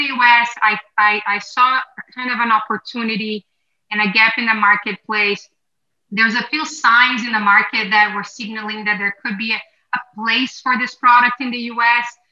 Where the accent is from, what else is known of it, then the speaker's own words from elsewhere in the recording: Brazil; now in United States; I grew up in Brazil